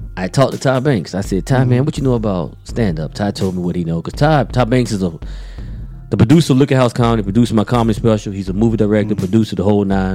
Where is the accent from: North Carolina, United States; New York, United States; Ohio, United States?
North Carolina, United States; Raleigh; now in Durham, United States; I'm from Raleigh, love Raleigh.